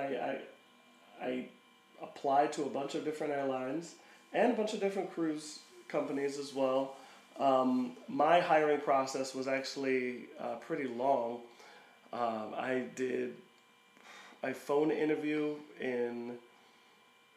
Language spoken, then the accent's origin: English; Philadelphia, Pennsylvania, United States; I'm from Philadelphia